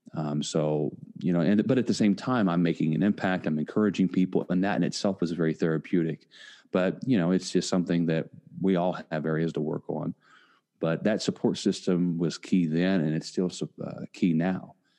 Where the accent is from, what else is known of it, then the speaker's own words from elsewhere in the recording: Indiana, United States; now in Tampa, United States; am originally from Indiana. I now live in Tampa, Florida. And growing up uh, in a small town